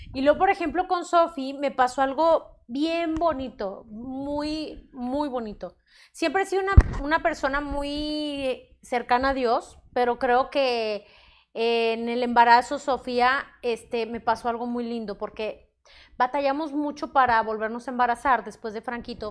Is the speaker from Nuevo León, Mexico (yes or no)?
yes; Monterrey, Nuevo León, Mexico; Aquí en Monterrey, orgullosamente Regia, Regia México, exactamente Monterrey